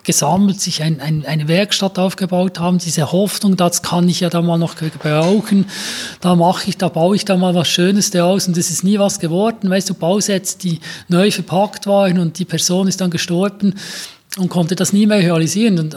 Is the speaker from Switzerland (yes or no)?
yes; Grenchen, Solothurn, Switzerland; ich bin in Gähnchen aufgewachsen, ja. das ist so das Detroit der Schweiz, also 70er Jahre äh, Uhrenindustriezusammenbruch, ein Viertel der Bevölkerung weniger.